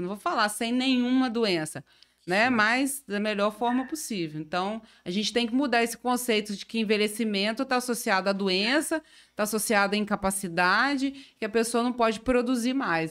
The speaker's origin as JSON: {"language": "Portuguese", "town": "Carangola", "region": "Minas Gerais", "country": "Brazil", "moved": "as an adult", "lives_now": "Itaperuna, Brazil", "said": "eu sou mineira, né? Eu sou de Carangola."}